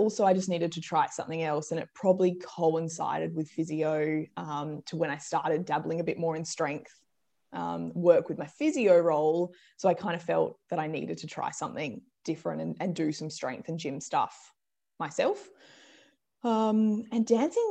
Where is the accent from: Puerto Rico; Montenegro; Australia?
Australia; Perth, Western Australia; I grew up in Perth